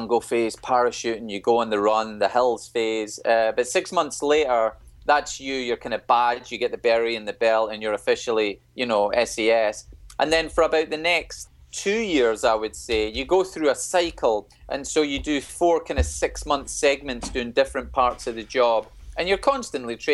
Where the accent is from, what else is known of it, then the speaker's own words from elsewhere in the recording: United Kingdom; We're British